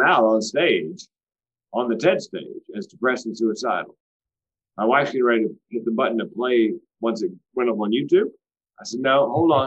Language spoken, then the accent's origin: English; Southeast, United States; I was raised in the Southeast